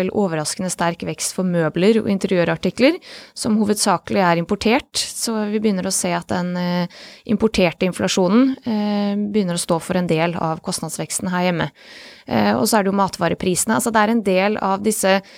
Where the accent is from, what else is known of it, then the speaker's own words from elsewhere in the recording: Bosnia & Herzegovina; now in Norway; mitt hjemland Bosnia.